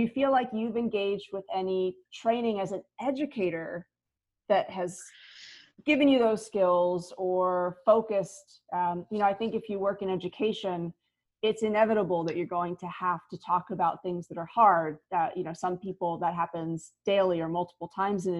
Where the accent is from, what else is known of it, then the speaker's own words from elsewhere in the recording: United States; moved away; also born or lived in Singapore; I'm originally from the States